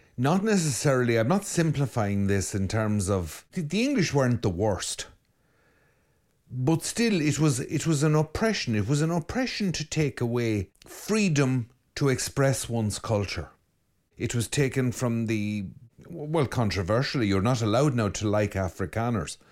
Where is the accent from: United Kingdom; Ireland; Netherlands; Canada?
Ireland; I'm Irish